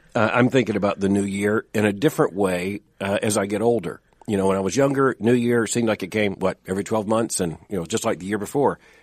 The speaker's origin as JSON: {"language": "English", "region": "Florida", "country": "United States", "tie": "born or raised there", "said": "I grew up in Florida"}